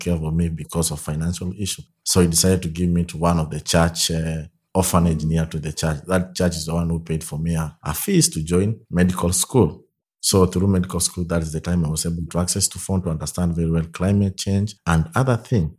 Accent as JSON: {"language": "English", "region": "Nairobi", "country": "Kenya", "tie": "born or raised there", "also_born_or_lived": "Soy, Kenya", "said": "in my childhood, I live in one of the, like, poorest, dangerous slump in Kenya, known as Kibera."}